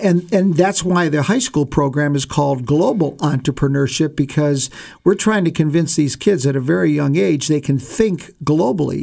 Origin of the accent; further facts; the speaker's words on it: Ohio, United States; moved away; I grew up in Ohio